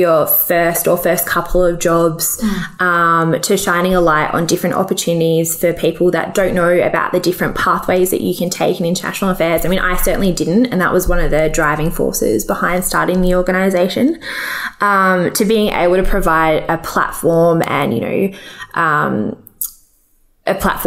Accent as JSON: {"language": "English", "town": "Adelaide", "region": "South Australia", "country": "Australia", "tie": "born or raised there", "moved": "as an adult", "lives_now": "Canberra, Australia", "said": "So I grew up in South Australia, so I'm a proud Adelaidean, but I've lived in Canberra now for the last six years."}